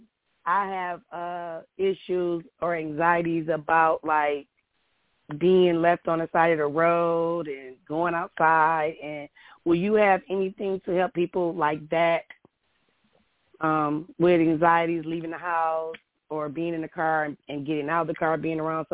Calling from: Columbus, Ohio, United States; I'm calling in from Columbus, Ohio

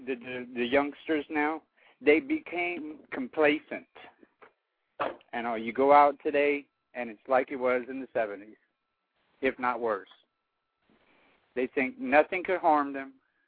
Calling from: Lafayette, Louisiana, United States; from Lafayette, Louisiana.

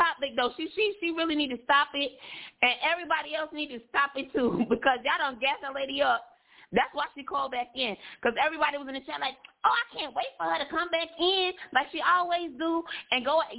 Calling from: Trinidad & Tobago; Yes, for the person that asked me where I'm from, I'm from Trinidad.

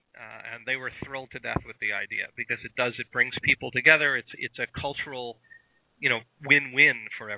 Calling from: Binghamton, New York, United States; I am calling from upstate New York. Yes, I know that's another sort of generalization. I'm actually near Binghamton, New York, which is in the southern tier of upstate New York.

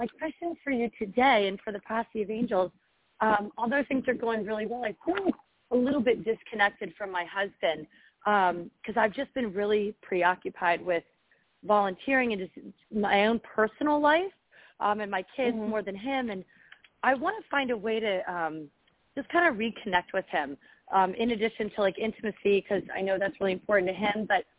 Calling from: Philadelphia, Pennsylvania, United States; Hi, Claire. … from Philadelphia.

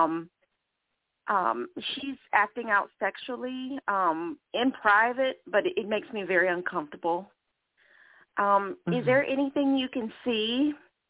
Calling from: Charlotte, North Carolina, United States; I'm calling from Charlotte

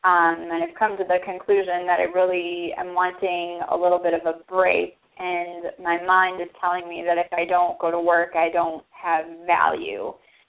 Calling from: Chicago, Illinois, United States; I'm calling from the greater Chicagoland area.

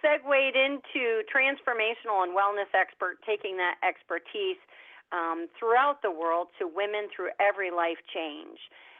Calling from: Orlando, Florida, United States; I'm calling from sunny Orlando, Florida.

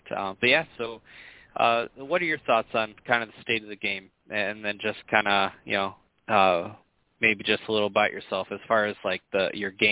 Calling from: Sacramento, California, United States; I'm calling from windy Sacramento, California.

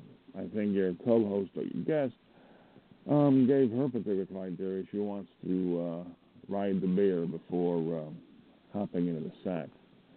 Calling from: Montana, United States; from Montana.

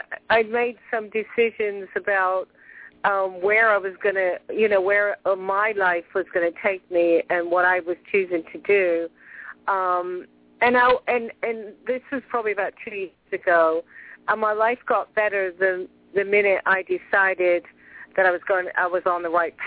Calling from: Clearwater, Florida, United States; Clearwater, Florida.

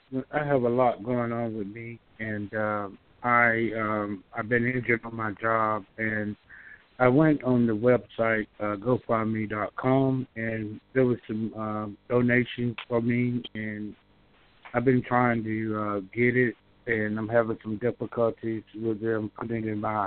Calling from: Georgia, United States; I'm calling from Georgia.

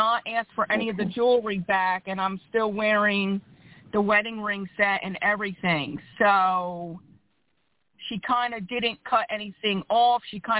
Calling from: Philadelphia, Pennsylvania, United States; I'm calling from Philadelphia, PA.

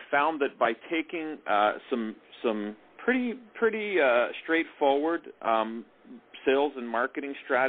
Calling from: Toronto, Ontario, Canada; I'm here in beautiful Toronto, Ontario, and we're in the west end of the city here

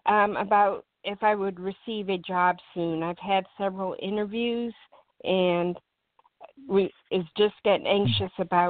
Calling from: Kansas, United States; I'm calling from Kansas.

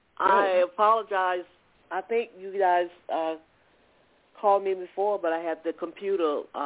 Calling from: Atlanta, Georgia, United States; calling from Georgia.

